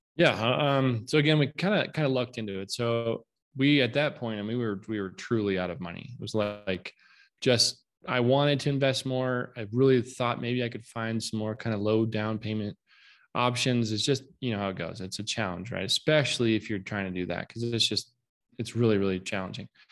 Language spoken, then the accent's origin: English; Southwest Colorado, United States; moved away; I'm from Southwest Colorado. In fact, uh, I live here now again